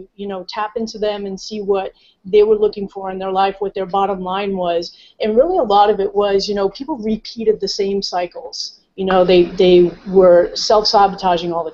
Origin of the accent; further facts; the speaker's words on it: Rhode Island, United States; moved away as an adult; now in California, United States; I'm originally from the East Coast in Rhode Island